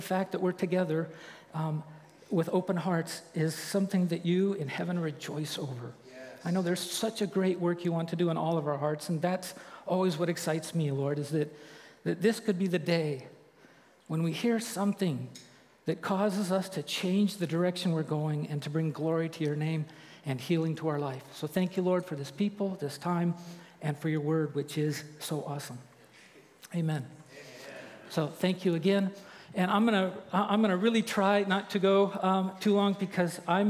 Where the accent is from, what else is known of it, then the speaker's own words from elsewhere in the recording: Santa Maria, California, United States; moved away as an adult; I grew up in Santa Maria